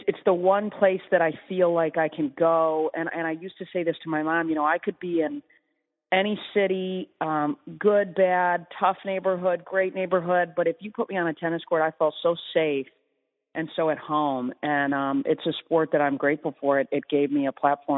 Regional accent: East Lansing, Michigan, United States; I grew up in East Lansing

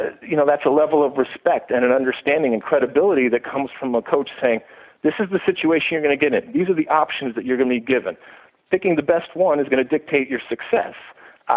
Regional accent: Michigan, United States; moved away as an adult; also born or lived in New Jersey; now in Los Angeles, United States; I grew up in Michigan, and I came out to Rutgers University

